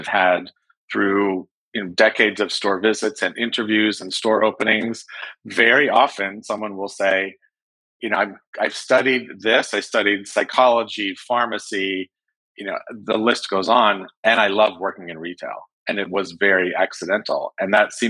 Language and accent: English; Lake Tahoe, California, United States; moved away as an adult; also born or lived in San Francisco / Los Angeles; I'm from Northern California. I'm from Lake Tahoe. And I grew up in a family of construction